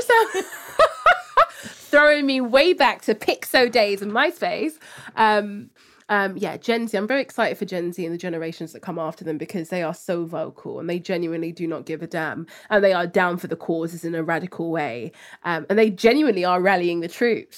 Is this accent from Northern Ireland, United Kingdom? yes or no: no; London, United Kingdom; growing up in Hackney, very diverse cultural hub of different ethnicities, languages, people from all across the world